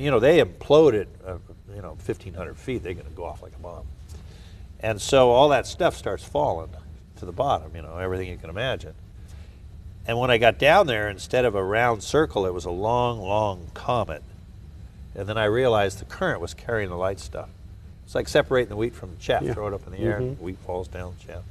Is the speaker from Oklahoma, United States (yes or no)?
no; Southern California, United States; also born or lived in Wichita, Kansas; I was born in Wichita, Kansas, where all oceanographers come from. You know? And then I grew up in Southern California